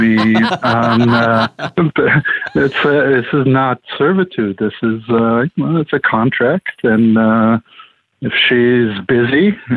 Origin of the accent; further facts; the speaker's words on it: Israel; moved away as an adult; also born or lived in Boston; now in Los Angeles, United States; Originally from Israel